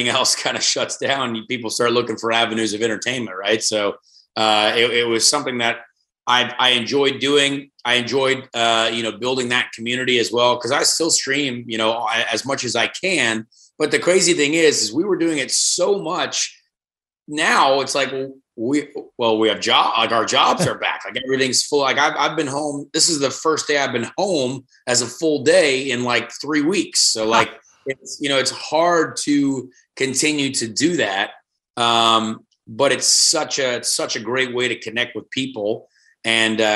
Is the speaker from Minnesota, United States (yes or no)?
no; Indiana, United States; I am the only, born and raised kid from Indiana